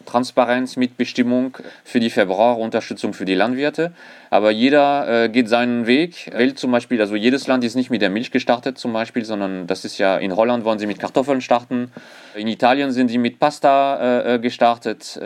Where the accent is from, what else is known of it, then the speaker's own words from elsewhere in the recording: France; accent: French; German is a second language; moved away as an adult; now in Germany; ich bin äh, tatsächlich gebürtiger Franzose, allerdings schon seit über 20 Jahren in Deutschland